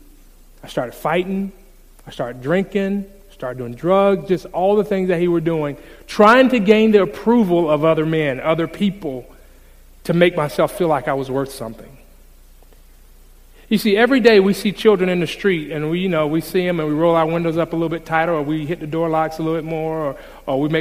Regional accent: Jacksonville, Florida, United States; I grew up in Jacksonville, Florida

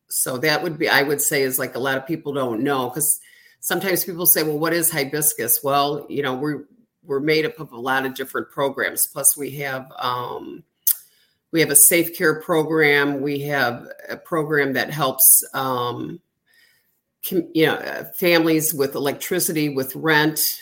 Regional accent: Illinois, United States; moved away as an adult; now in Florida, United States; moving out of state where I grew up

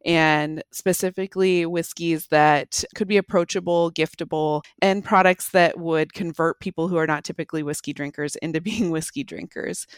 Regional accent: Pacific Northwest, United States; moved away as an adult; also born or lived in Bozeman, Montana / Salt Lake City, Utah / Park City, Utah; I grew up in the Pacific Northwest, moved away to Montana for college

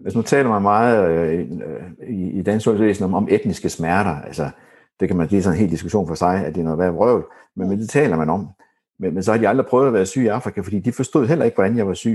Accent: Horsens, Central Denmark Region, Denmark; moved away; jeg kommer fra Horsens, da, da jeg boede i Horsens

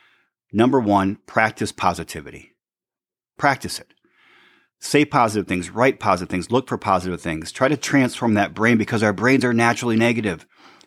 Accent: Michigan, United States; the store in Sandy's, Michigan, my hometown on State Street

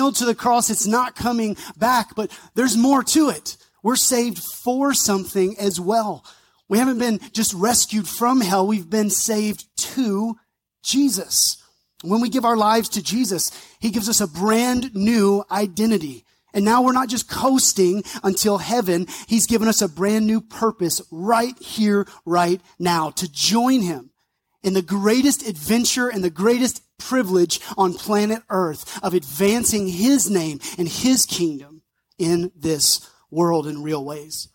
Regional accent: North Mississippi, United States; I grew up around North Mississippi, so hot, humid.

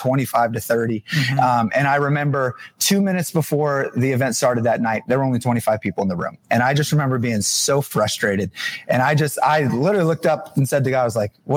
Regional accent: New Jersey, United States; moved away as an adult; now in Pittsburgh, United States; I'm actually from New Jersey. I'm a Jersey boy, but moved to Pittsburgh 6.5 years ago.

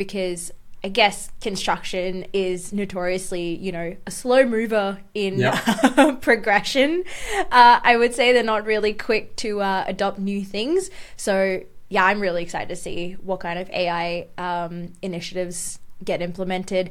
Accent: Dubai, United Arab Emirates; now in Australia; I grew up in Dubai

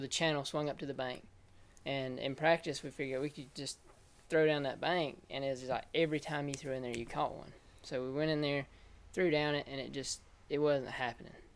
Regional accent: Wilsonville, Alabama, United States; I grew up in Wilsonville, Alabama

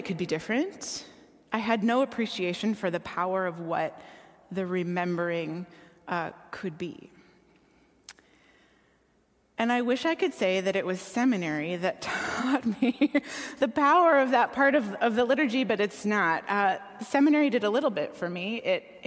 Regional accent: Minneapolis–Saint Paul, Minnesota, United States; I grew up here in the Twin Cities

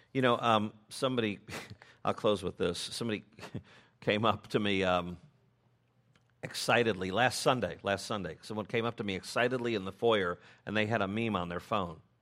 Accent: Chicago, Illinois, United States; I'm from Chicago

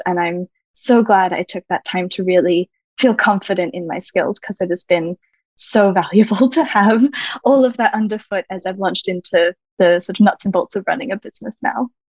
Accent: Australia; moved away as an adult; also born or lived in California, United States; now in Paris, France; I'm Australian originally. I am now living in Paris, France. And I spent about a decade living in California

